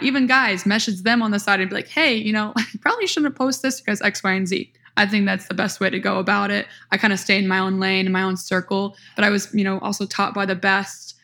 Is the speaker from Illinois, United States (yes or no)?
yes; small town near Peoria, Central Illinois, United States; I am from Central Illinois, small town near Peoria, Illinois